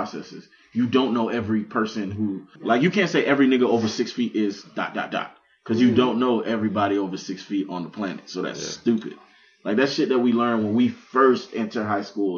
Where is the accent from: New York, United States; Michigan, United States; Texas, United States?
New York, United States; Brooklyn; now in Orlando, United States; growing up in Brooklyn, like moving down to Orlando